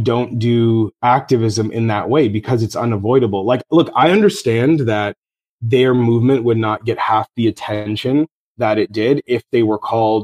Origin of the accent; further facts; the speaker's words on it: Toronto, Ontario, Canada; my hometown of Toronto